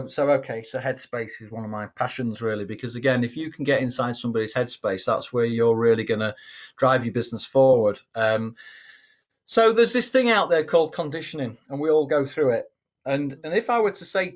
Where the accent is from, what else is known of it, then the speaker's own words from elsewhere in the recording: England, United Kingdom; I'm an Englishman